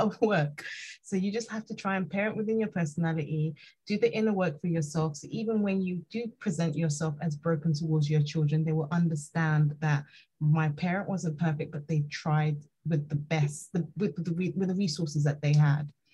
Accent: Nigeria; I'm Nigerian

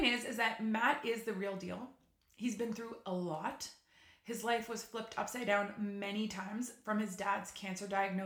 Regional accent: Ottawa, Ontario, Canada; I'm from Ottawa

